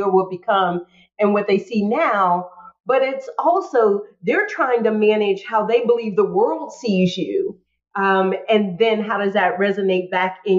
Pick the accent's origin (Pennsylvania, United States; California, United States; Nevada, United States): Pennsylvania, United States; Pittsburgh; Pittsburgh is one of those places, you know, I love my hometown